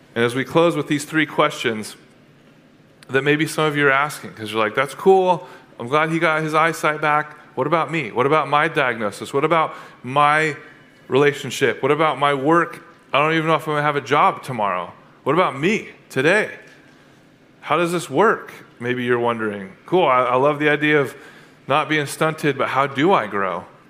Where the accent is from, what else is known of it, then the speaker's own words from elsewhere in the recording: Atascadero, California, United States; I grew up in Atascadero